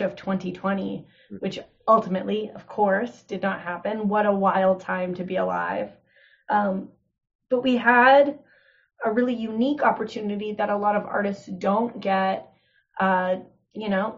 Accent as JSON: {"language": "English", "town": "Kenora", "region": "Ontario", "country": "Canada", "tie": "born or raised there", "also_born_or_lived": "Toronto, Canada", "moved": "yes", "lives_now": "Peterborough, Canada", "said": "I chose to spend the first 6 months in my hometown of Kenora living with my mom"}